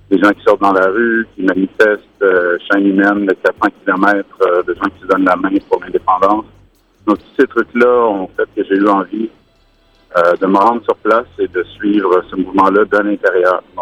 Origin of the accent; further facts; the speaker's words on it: Quebec, Canada; ben, c'est certain que nous, ben moi, j'ai grandi en deux référendums.